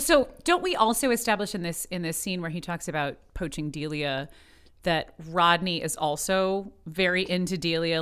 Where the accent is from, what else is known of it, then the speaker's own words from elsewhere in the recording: Midwest, United States; I'm from the Midwest